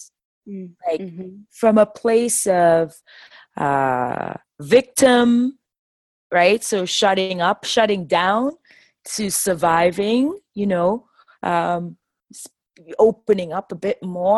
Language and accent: English; Enugu, Enugu State, Nigeria; I'm originally from Enugu. I'm an Igbo woman, and basically our people are located in the southeast region of Nigeria